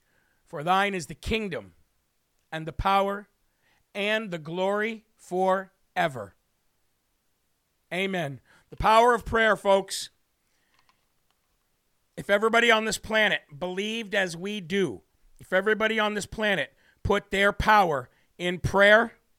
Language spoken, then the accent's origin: English; New Hampshire, United States; This is Live from America, and … from the Live Free or Die state of New Hampshire.